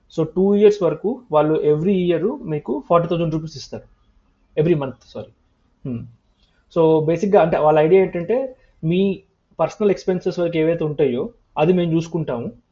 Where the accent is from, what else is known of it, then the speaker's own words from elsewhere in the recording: Andhra Pradesh, India; also born or lived in Jangaon, Warangal district, Telangana / Prakasam district, Andhra Pradesh / Guntur, Andhra Pradesh; మొత్తం చిన్నప్పటి నుంచి పెరిగింది ఆంధ్రలోనే